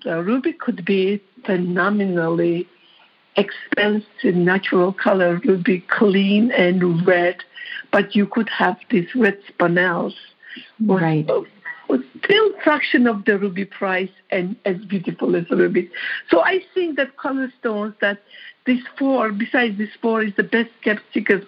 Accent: Georgia; English is a second language; moved away as an adult; also born or lived in New York; now in United States; I am from Georgia

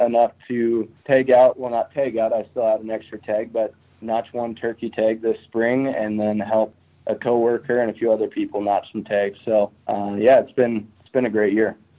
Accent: eastern Montana, United States; now in Missoula, United States; I was born and raised in Montana on the other side of the state. So, I was born in eastern Montana.

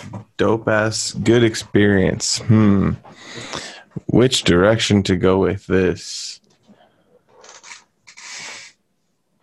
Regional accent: New England, United States; moved away as an adult; I was born and raised on the East Coast. I love New England

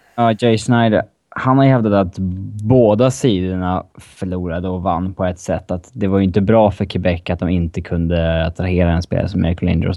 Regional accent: Upplands Väsby, Stockholm County, Sweden; Väsbykille, tror jag. Om jag är- ja, där jag kommer ifrån i Stockholm

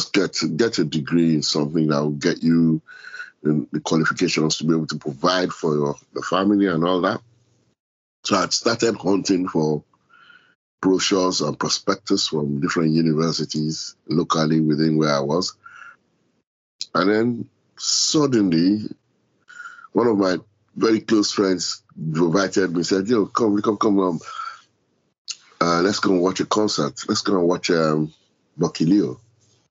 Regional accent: Lagos, Nigeria; moved away as an adult; now in London, United Kingdom; No, I didn't grow up in London at all. I grew up in Lagos

